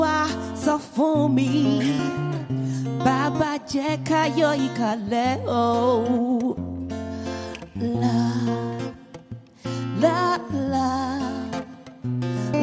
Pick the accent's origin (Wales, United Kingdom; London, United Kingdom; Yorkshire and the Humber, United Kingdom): London, United Kingdom; also born or lived in Nigeria; I was born in London.